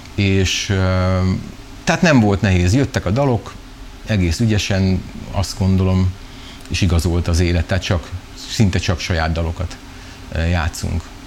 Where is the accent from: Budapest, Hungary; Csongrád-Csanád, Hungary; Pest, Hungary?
Csongrád-Csanád, Hungary; Szeged; szegediek vagyunk